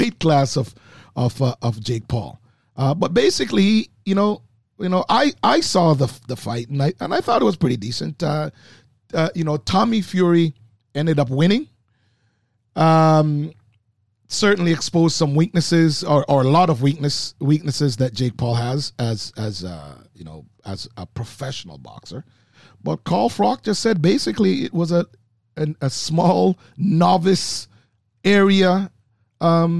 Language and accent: English; Manchester, Jamaica; moved away; Growing in Manchester, Jamaica